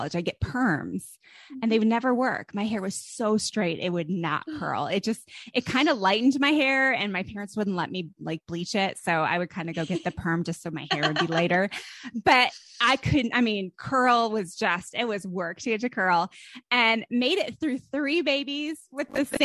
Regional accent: Northeast, United States; moved away as an adult; also born or lived in California; I'm from the Northeast.

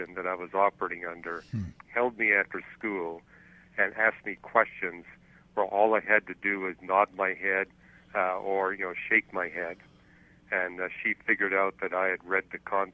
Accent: Montreal, Quebec, Canada; I was born in Montreal.

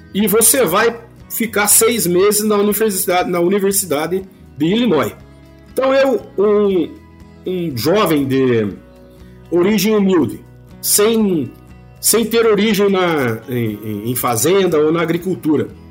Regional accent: Ponta Grossa, Paraná, Brazil; sou é, pontagrossense, sou natural de Ponta Grossa, no Paraná.

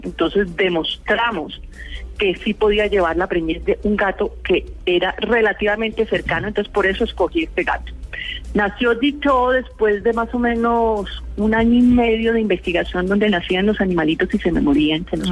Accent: Bogotá, Colombia; also born or lived in Pereira; realmente yo me considero bogotana porque yo nací en Pereira, pero al año me trajeron a Bogotá mis padres

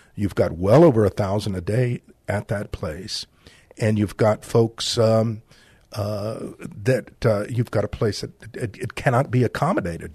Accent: San Antonio, Texas, United States; also born or lived in Laredo, Texas; I was born in Laredo, raised in San Antonio

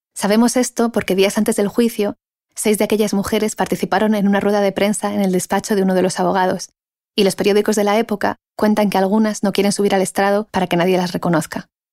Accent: Basauri, Basque Country, Spain; moved away; en mi pueblo. Mi pueblo se llama Basauri y está en el País Vasco

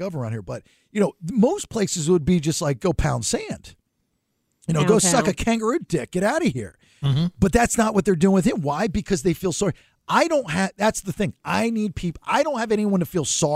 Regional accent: Georgia, United States; I'm a redneck from Georgia

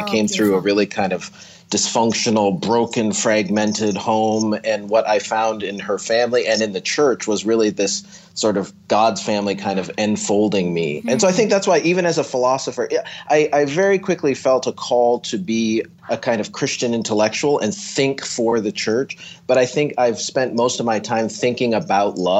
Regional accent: near Stratford, Southern Ontario, Canada; I grew up in Southern Ontario

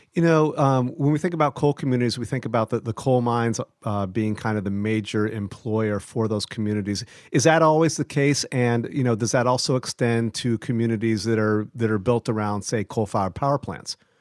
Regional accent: Ohio, United States; I'm originally from Ohio

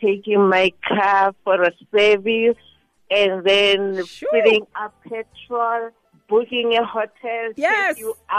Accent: Pretoria, Gauteng, South Africa; I'm from Pretoria.

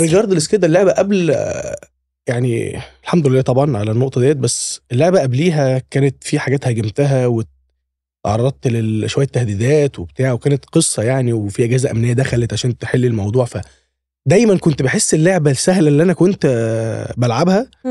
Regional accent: Alexandria, Alexandria Governorate, Egypt; انا من اسكندريه محافظه في مصر يعني فكان جيشي برضو في اسكندريه

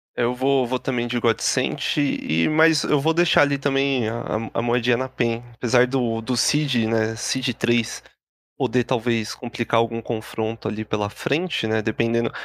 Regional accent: Brazil; a gente como bom brasileiro

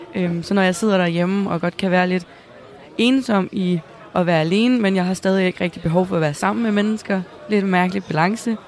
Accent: Næstved, Zealand, Denmark; jeg kommer selv fra Næstved

